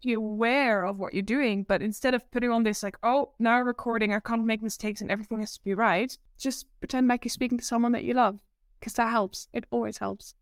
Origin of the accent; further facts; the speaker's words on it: Netherlands; accent: Dutch; English is a second language; moved away as an adult; also born or lived in Amsterdam, Netherlands / Guildford, United Kingdom; now in United Kingdom; Born and raised in the Netherlands in a small town